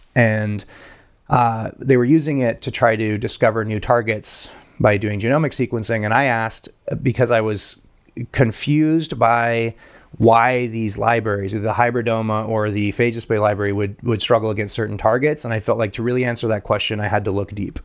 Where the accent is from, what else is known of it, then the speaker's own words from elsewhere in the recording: Guatemala; moved away; I grew up in Guatemala.